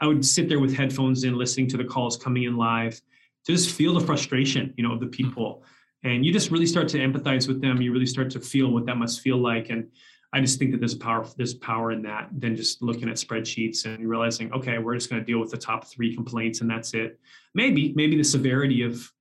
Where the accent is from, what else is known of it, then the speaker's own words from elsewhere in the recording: Canada; moved away; also born or lived in Seattle; I was born in Canada